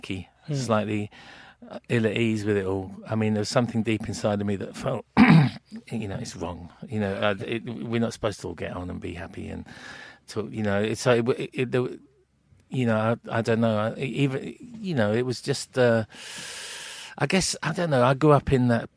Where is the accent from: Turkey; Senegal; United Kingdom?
United Kingdom; King's Lynn, East of England; where I grew up in Kings Lynn in the sort of mid-70s was like a bit of a soul town